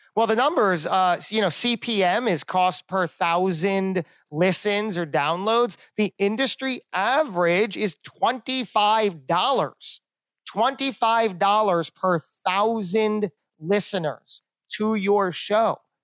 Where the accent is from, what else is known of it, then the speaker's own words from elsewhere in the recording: Lakewood, New Jersey, United States; I'm from Lakewood, New Jersey